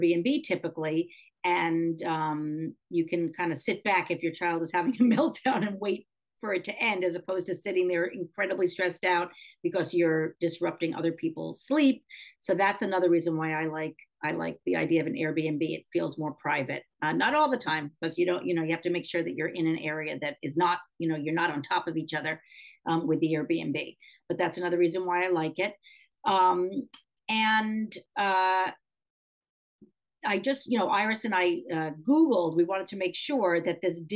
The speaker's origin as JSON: {"language": "English", "town": "New York City", "region": "New York", "country": "United States", "tie": "born or raised there", "said": "growing up in New York City in an apartment building that had an elevator."}